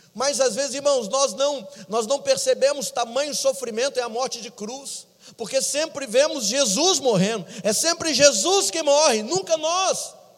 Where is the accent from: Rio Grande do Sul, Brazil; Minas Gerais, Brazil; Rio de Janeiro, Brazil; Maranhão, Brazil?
Minas Gerais, Brazil; eu sou mineiro, irmãos, com orgulho